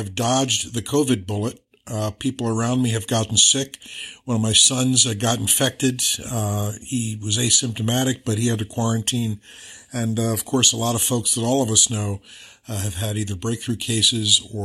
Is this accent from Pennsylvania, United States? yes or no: yes; Philadelphia, Pennsylvania, United States; my hometown of Philadelphia